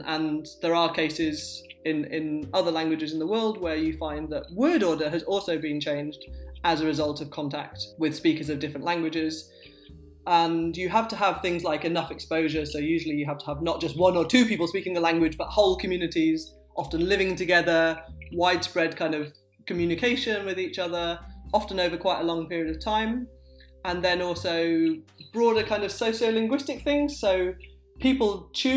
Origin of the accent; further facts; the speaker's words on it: Sheffield, Yorkshire and the Humber, United Kingdom; I say path because I grew up in Sheffield, and that became how everyone around me spoke, with a ah